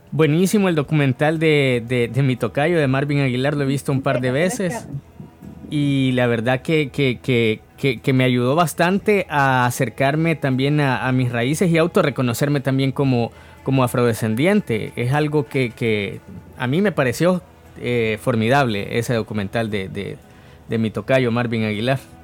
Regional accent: El Salvador; a nosotros mismos como salvadoreños y salvadoreñas

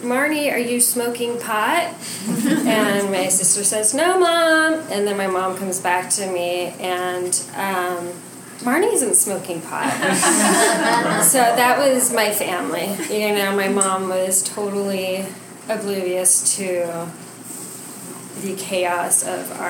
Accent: New Mexico, United States; I grew up in New Mexico

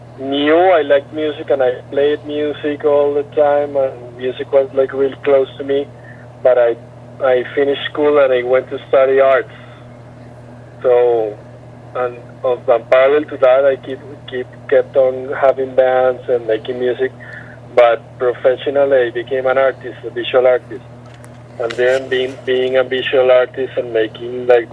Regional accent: Bogotá, Bogotá Capital District, Colombia; I was born and raised in Bogota.

